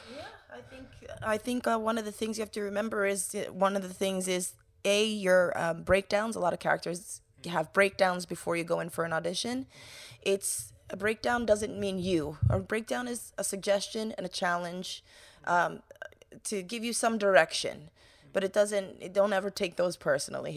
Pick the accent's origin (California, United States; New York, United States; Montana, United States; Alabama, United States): New York, United States; growing up in New York